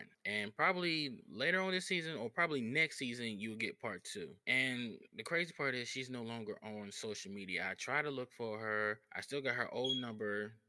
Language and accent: English; North County, St. Louis, Missouri, United States; I grew up in North County, knowing everybody on the block